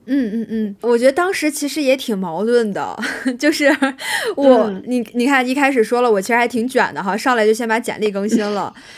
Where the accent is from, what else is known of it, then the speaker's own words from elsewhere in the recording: China; accent: Chinese accent (in English); 你一个中国人，然后你英文讲的不好